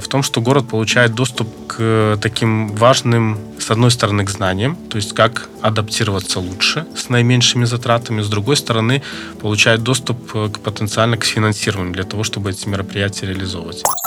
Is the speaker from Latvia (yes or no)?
no; Belarus; Мы, белорусы, такие очень люди, которые любят свою землю